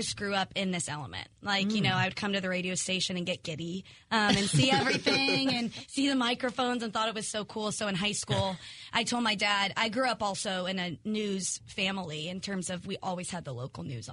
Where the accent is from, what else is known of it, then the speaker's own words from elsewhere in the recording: Sugar Land, Texas, United States; moved away as an adult; also born or lived in Columbia, Missouri / Little Rock, Arkansas; now in St. Louis, United States; I'm from Sugar Land, Texas, which sounds made up